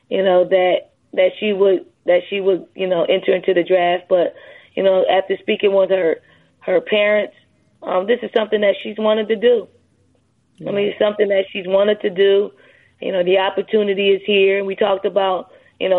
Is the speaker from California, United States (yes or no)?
no; Philadelphia, Pennsylvania, United States; growing up in Philly